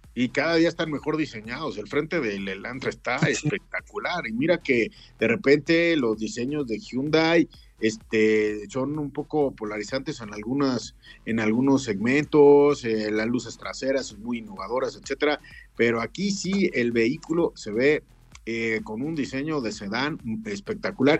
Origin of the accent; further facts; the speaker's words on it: Mexico; como mexicanos